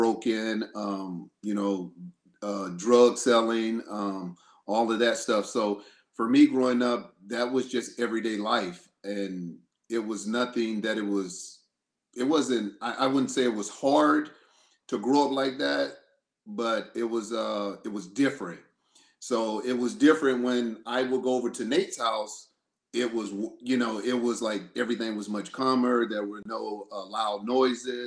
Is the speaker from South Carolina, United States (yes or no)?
yes; Greenville, South Carolina, United States; I'm from Greenville, South Carolina